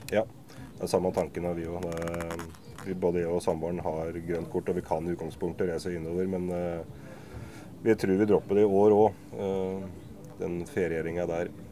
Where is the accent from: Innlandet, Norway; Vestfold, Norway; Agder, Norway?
Innlandet, Norway; Hamar; er jo fra Hamar